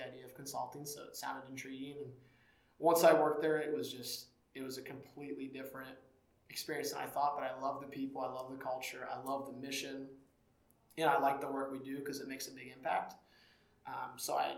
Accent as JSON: {"language": "English", "town": "Cedarville", "region": "Ohio", "country": "United States", "tie": "born or raised there", "said": "I grew up in Cedarville, Ohio. I grew up on a farm in the middle of nowhere, about 1 hour 10 north of Cincinnati"}